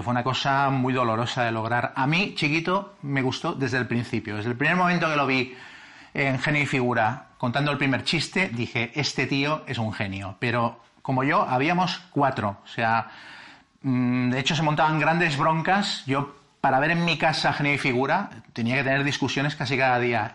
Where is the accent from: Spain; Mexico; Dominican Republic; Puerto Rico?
Spain; Catalonia; los catalanes nos volviéramos mm, más cosmopolitas